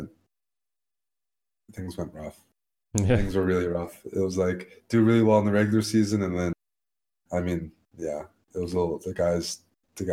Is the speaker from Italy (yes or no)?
no; Canada; we're Canadian